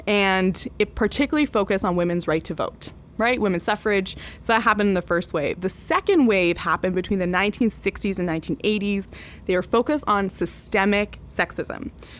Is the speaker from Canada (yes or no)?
yes; Canada; But does that mean I don't say I'm Canadian? Does that mean because I disagree with the government on topics, I'm not Canadian?